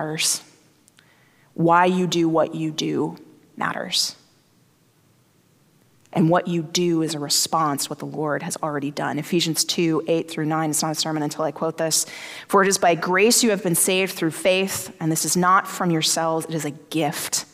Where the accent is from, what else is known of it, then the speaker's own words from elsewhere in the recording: the South, United States; I grew up in the South